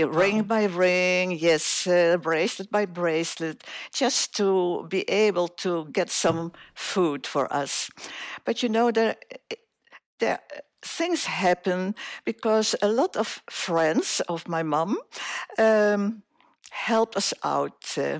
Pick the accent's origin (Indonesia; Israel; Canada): Indonesia; Surabaya, East Java; Well, I was born in Indonesia